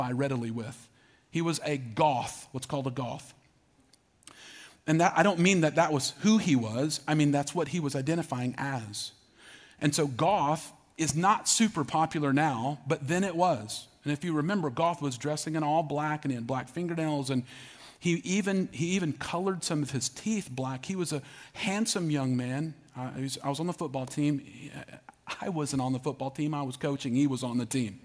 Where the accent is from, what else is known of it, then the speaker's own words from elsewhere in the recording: Norman, Oklahoma, United States; moved away; I grew up in Norman, Oklahoma.